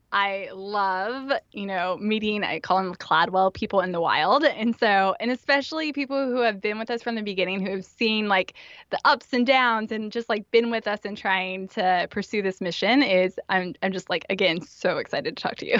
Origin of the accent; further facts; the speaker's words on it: Indiana, United States; moved away as an adult; also born or lived in Memphis, Tennessee / northeast Pennsylvania; I grew up in Indiana, and pretty much like any good Hoosier